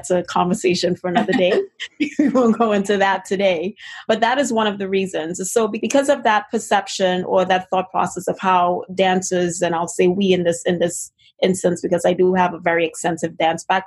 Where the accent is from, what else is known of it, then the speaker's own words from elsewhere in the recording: Trinidad & Tobago; moved away; If you hear a little bit of an accent, it's originally because I'm originally from Trinidad and Tobago in the Caribbean